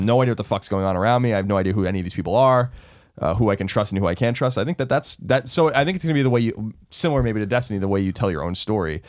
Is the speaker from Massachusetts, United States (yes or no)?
no; New York, United States; I'm from New York